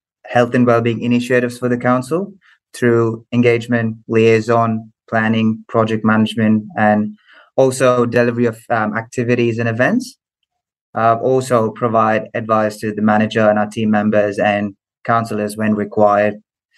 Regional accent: Melbourne, Victoria, Australia; also born or lived in Muscat, Oman / India; So having said I'm from Melbourne, but I was born in the Middle East, in Oman, in Muscat.

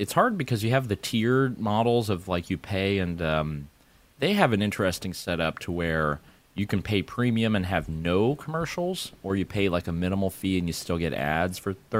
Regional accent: Canada; And I am Canadian.

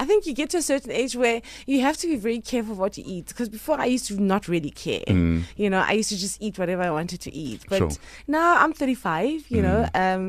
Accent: Alexandra, Gauteng, South Africa; Growing up in Alex? Yes. You know what? I managed to spend as much time as I could in the streets.

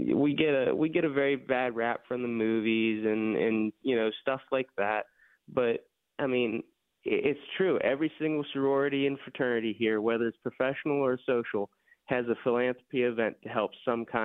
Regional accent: Elderton, Pennsylvania, United States; moved away as an adult; now in Pittsburgh, United States; Originally, I'm from a little town called Elderton, PA, over by Indiana

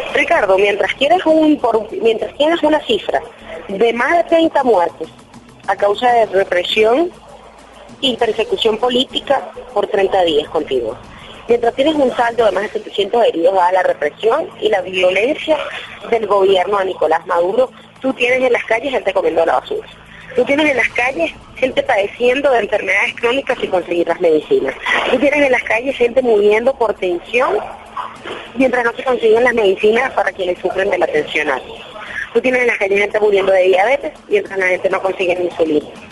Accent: Venezuela; como una venezolana más, como joven y como mujer

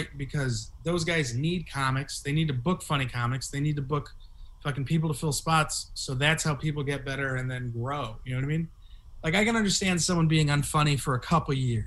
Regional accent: San Jose, California, United States; I'm from Eastside San Jose

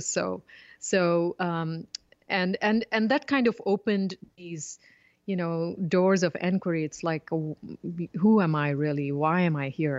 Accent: southern India, India; I grew up in India and was immersed in, you know, the, uh, philosophy of yoga and Vedanta

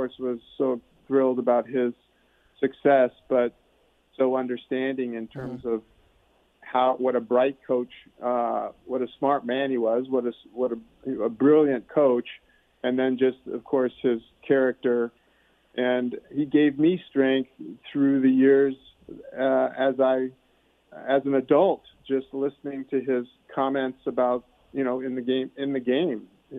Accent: Omaha, Nebraska, United States; I grew up in Omaha, a suburb of Omaha, actually, but in Nebraska.

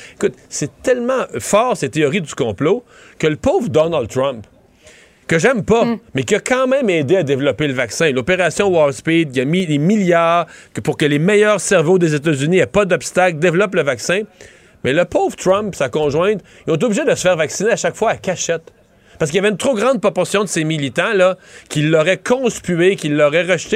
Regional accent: Quebec, Canada; on est québécois

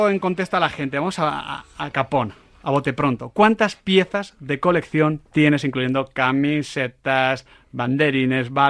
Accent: Madrid, Community of Madrid, Spain; yo soy como madrileño

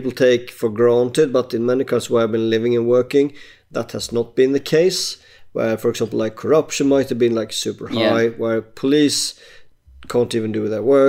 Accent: Sweden; moved away as an adult; I emigrated away from Sweden around 2007-08

